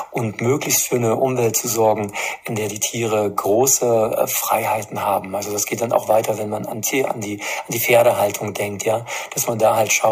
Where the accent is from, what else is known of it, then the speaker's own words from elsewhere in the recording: Erfurt, Thuringia, Germany; wenn sich Städte, wie es auch in meiner Heimatstadt der Fall ist, in, in Erfurt äh, zu einem grundsätzlichen Leinenzwang verpflichtet sehen